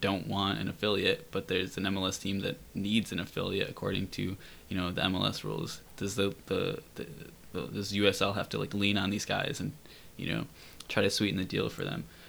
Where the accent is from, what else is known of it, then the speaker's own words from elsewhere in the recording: Rochester, New York, United States; I'm from Rochester